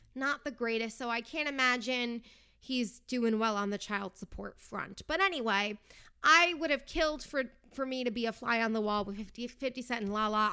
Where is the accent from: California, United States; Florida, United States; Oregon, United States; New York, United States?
New York, United States; moved away as an adult; also born or lived in New Jersey; now in Los Angeles, United States; I am originally from New York. I moved to Jersey for college and stayed there before I moved out to L A.